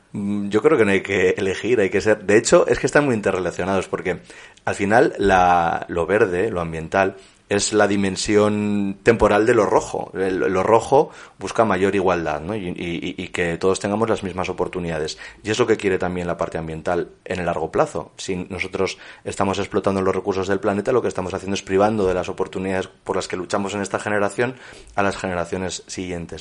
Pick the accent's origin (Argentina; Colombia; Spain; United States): Spain; La Rioja; also born or lived in Torrecilla en Cameros; La Rioja, que es mi, mi tierra y donde he estado vinculado, donde he vivido hasta los 18